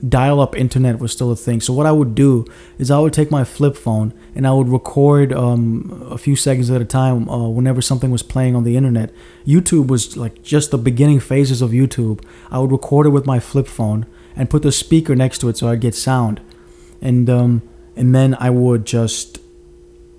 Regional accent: Mauritius; moved away; I grew up in Mauritius for a number of years.

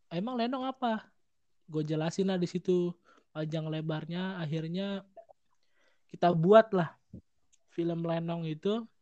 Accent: Jakarta, Indonesia; yang membuat gue tahu gue orang Betawi itu pertama

